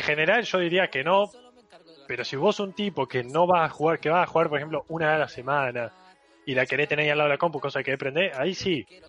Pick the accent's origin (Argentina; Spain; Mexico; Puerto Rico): Argentina; Córdoba